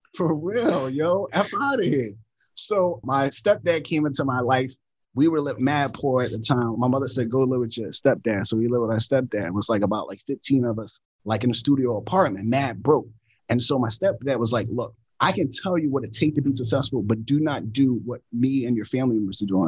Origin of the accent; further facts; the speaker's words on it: Philadelphia, Pennsylvania, United States; I grew up in Philadelphia with six siblings, single parent household